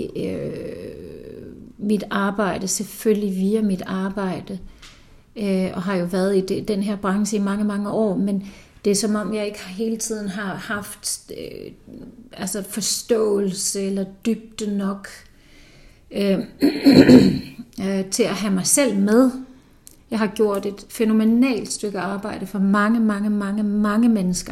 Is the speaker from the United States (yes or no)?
no; Iceland; moved away; nu kommer jeg fra Island